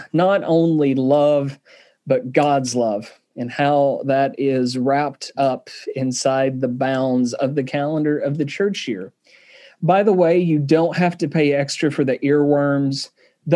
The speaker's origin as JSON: {"language": "English", "region": "Southern", "country": "United States", "accent": "Southern"}